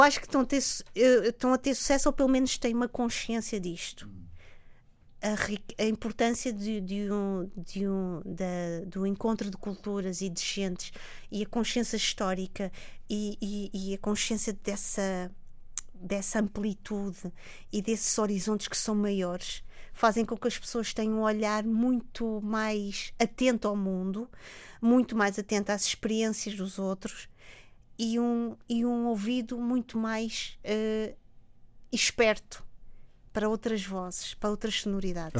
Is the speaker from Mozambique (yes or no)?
yes; Mozambique; moved away; Eu olho para Moçambique, isso é importante dizê-lo, como um país belíssimo, um país onde eu nasci, um país que é verdade, não faz parte do meu dia a dia